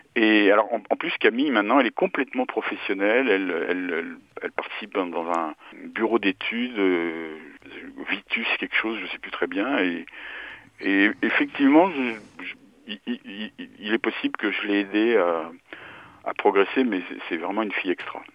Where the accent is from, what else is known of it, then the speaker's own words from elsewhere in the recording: Paris, Île-de-France, France; je suis né à Paris, j'ai toujours vécu à Paris